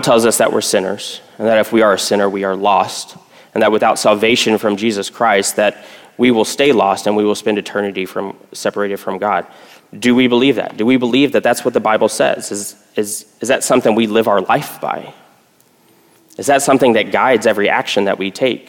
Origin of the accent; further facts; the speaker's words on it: Texas, United States; I grew up in Texas